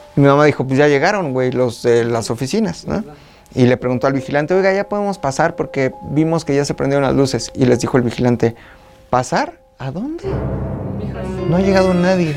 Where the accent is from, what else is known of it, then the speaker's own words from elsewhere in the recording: Zacazonapan, State of Mexico, Mexico; also born or lived in Metepec; En el Estado de México nací. Yo soy de Zacazonapan, donde nací.